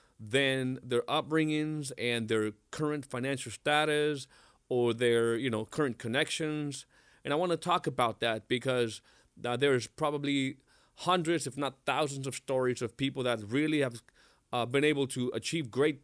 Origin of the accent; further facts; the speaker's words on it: Mexico; English is a second language; moved away; I came from Mexico in 1998 for the second time, left home. So I left home with $10 in my pocket and was working at a factory